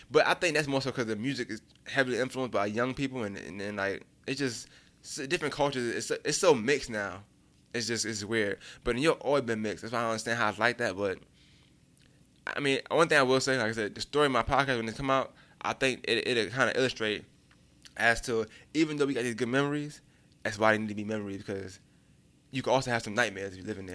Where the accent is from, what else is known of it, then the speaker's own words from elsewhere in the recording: New York City, New York, United States; moved away; Being from Brooklyn, you never think you're gonna leave Brooklyn because you don't leave Brooklyn.